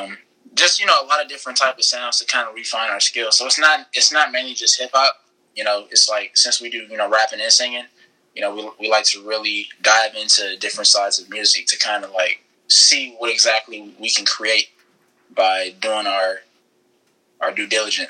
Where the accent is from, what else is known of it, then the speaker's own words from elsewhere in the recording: Inglewood, California, United States; We're from Inglewood. We're from Inglewood, California.